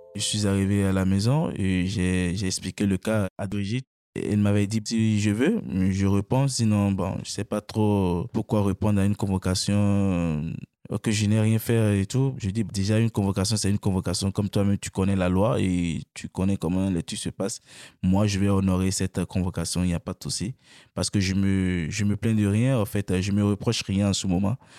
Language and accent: French; Benin; moved away as an adult; now in France